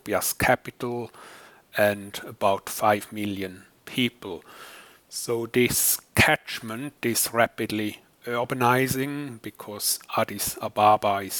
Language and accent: English; German-speaking Switzerland, Switzerland; moved away as an adult; also born or lived in United States; now in Newcastle, United Kingdom; As you can maybe guess from my accent, I'm not British, but originally from Switzerland, kind of the German-speaking part of the world.